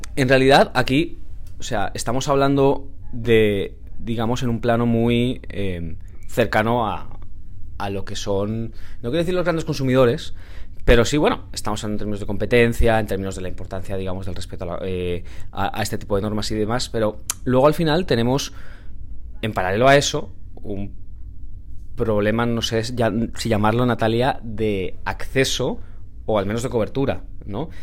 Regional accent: Valencia, Valencian Community, Spain; yo soy de Valencia

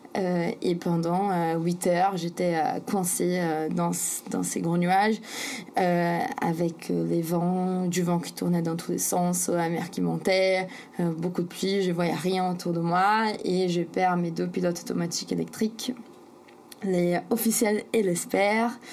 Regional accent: São Paulo, Brazil; French is a second language; moved away as an adult; j'ai grandi à São Paulo, c'est un peu comme la New York du Brésil.

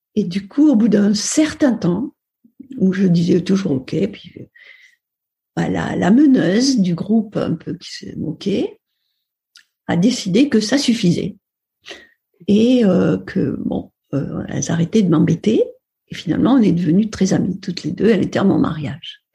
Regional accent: Upper Aude Valley, Occitania, France; also born or lived in Perpignan; je suis née à Perpignan. Euh, au mois de juillet, donc euh, je suis une fille du soleil. Et ensuite, j'ai grandi dans une ferme de la Haute-Vallée de l'Aude

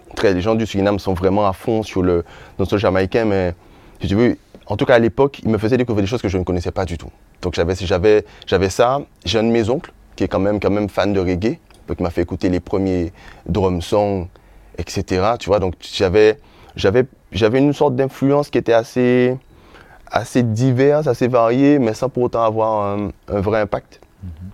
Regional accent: Les Abymes, Guadeloupe; also born or lived in Sainte-Rose, Guadeloupe; j'ai grandi à Grand Camp. Mhm. C'est ma jeunesse, c'est mon enfance.

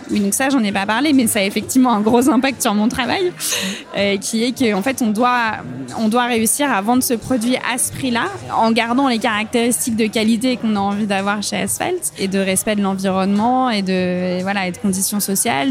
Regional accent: Saint-Étienne, Auvergne-Rhône-Alpes, France; now in Bordeaux, France; j'ai grandi à Saint-Étienne euh, dans la Loire.

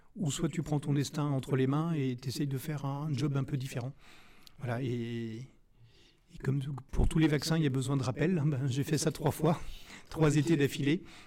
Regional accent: Rennes, Brittany, France; je suis originaire de Rennes

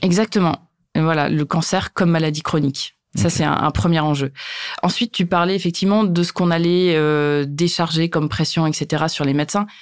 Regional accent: Hauts-de-France, France; je suis originaire des Hauts-de-France, là où j'habite encore aujourd'hui

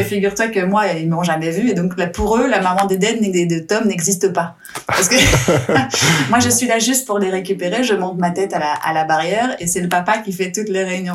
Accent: France; moved away; je suis française

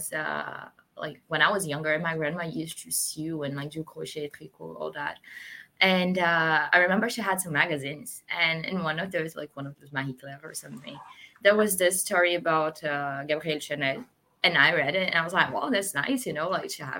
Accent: Rio de Janeiro, Brazil; moved away as an adult; now in Paris, France; So I am half Portuguese, half Brazilian, and I grew up in Rio in Brazil

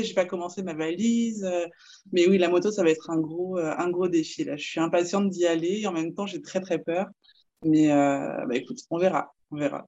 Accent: France; moved away as an adult; now in Quebec, Canada; je suis française et puis je vis au Québec depuis 5 ans

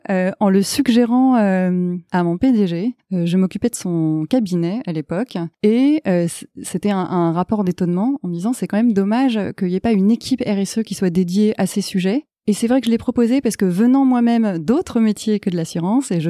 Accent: United States; Ah oui, j'ai grandi en partie aux États-Unis.

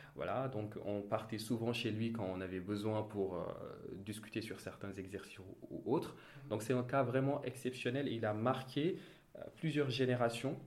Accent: Thiès, Senegal; je suis né à Thiès, j'ai grandi à Thiès, plus précisément dans un quartier populaire qui s'appelle Cité Lamy.

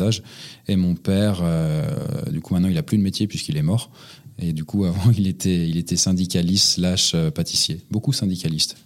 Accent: Montreuil, Île-de-France, France; Je suis né à côté de Paris, dans la petite ville de Pantin, euh, non, c'est pas vrai, c'était à Montreuil.

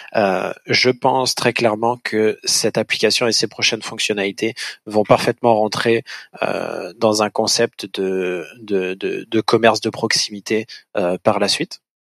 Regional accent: France; moved away as an adult; now in Montreal, Canada; on se forme sur le vin au Québec quand on est français

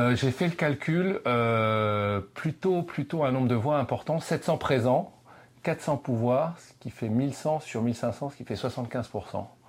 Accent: Breton, Brittany, France; now in Paris, France; je suis breton

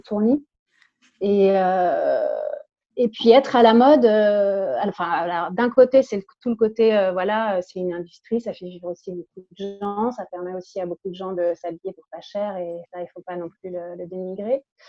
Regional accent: Paris, Île-de-France, France; je suis née à, à Paris, je vis toujours à Paris.

